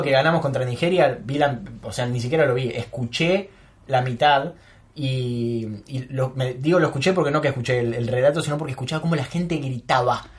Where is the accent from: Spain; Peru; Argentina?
Argentina; nosotros somos Argentina, somos los representantes en el mundo de los mejores